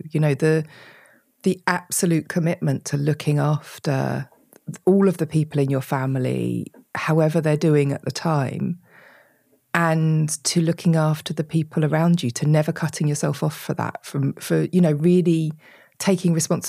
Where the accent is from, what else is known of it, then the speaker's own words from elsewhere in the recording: United Kingdom; which we absolutely hate talking about being British.